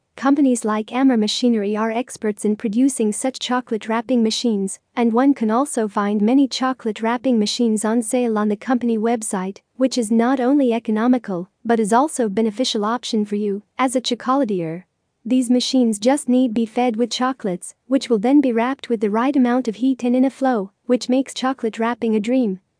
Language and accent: English; Lebanon; from Lebanon